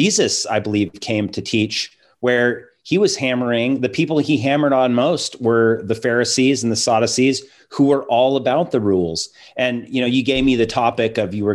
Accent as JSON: {"language": "English", "town": "Seattle", "region": "Washington", "country": "United States", "tie": "born or raised there", "said": "growing up in Seattle"}